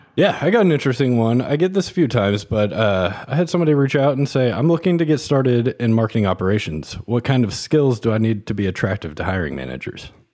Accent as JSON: {"language": "English", "region": "Kansas", "country": "United States", "tie": "born or raised there", "moved": "yes", "said": "I grew up in Kansas. Uh, my family lived in the suburbs on the Kansas side."}